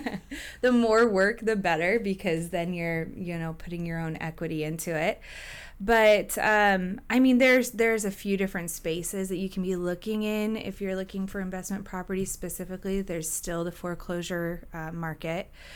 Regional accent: Gig Harbor, Washington, United States; also born or lived in Tacoma; I grew up in Gay Harbor.

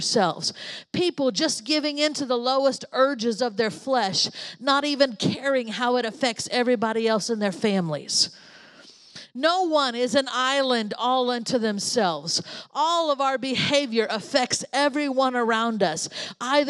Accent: United States; I was born in America, where there's a church on every corner

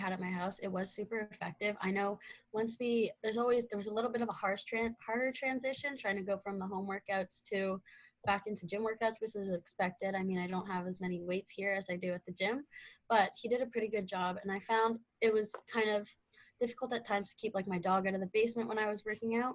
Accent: Ottawa, Ontario, Canada; Yeah, so I'm from Ottawa, Ontario. I just kind of grew up being in Canada.

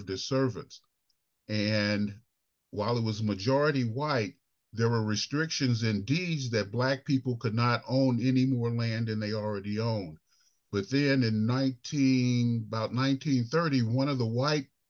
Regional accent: Kinloch, Missouri, United States; I was born and raised in Kinloch.

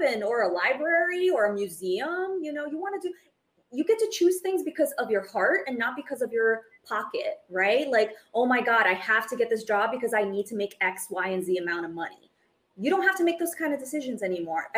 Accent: Brazil; now in United States; as an immigrant, I was born in Brazil. I moved to the United States

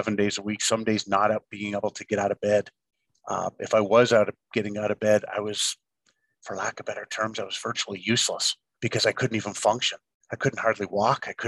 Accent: Ontario, Canada; moved away; being a young kid, growing up in Ontario, where hockey was such a huge part of my life, as it was with everybody and still is back in Canada.

